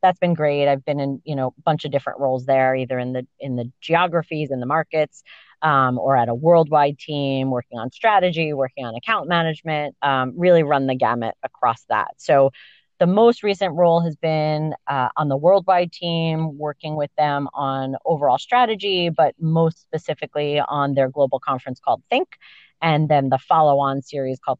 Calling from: Dutchess County, New York, United States; I am calling you from Dutchess County, New York, the lovely Hudson Valley

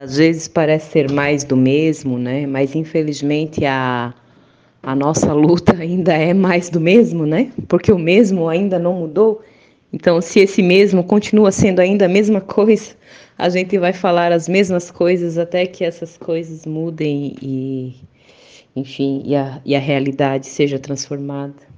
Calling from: Fortaleza, Ceará, Brazil; falo de Fortaleza, Ceará, Brasil

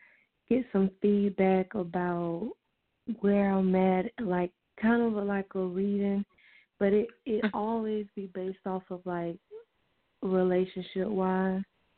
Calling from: Quincy, Florida, United States; I'm calling from Quincy, Florida.

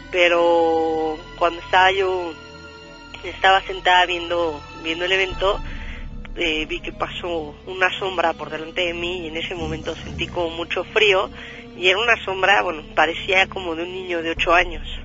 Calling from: Mexico City, Mexico; De aquí, del Distrito Federal.

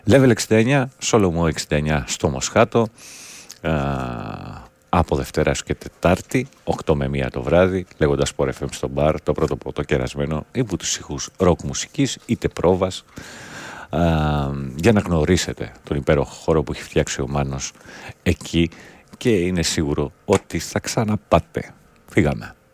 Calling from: Germany; Είμαι από τη Γερμανία και δεν βλέπω στην Ελλάδα κανένα να καθαρίζει το γύρο-γύρο του σπιτιού του.

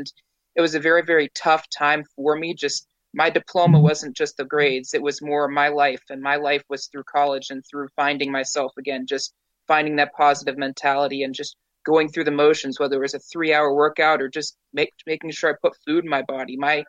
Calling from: Pittsburgh, Pennsylvania, United States; I'm coming in from Pittsburgh, actually, up in the East Coast here.

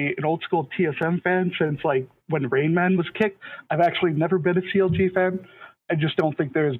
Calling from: Minnesota, United States; I am calling from Minnesota.

